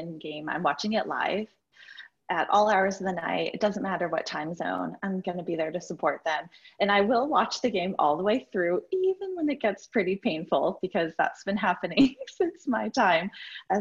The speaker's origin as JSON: {"language": "English", "region": "New York", "country": "United States", "said": "I'm a New Yorker that isn't currently in New York right now"}